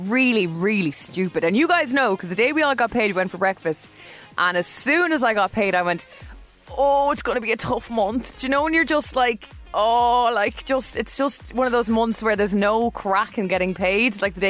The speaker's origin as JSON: {"language": "English", "town": "Dublin", "region": "Leinster", "country": "Ireland", "said": "I'm from Dublin. I'm not a big country head, but I did spend a lot of my life in the countryside."}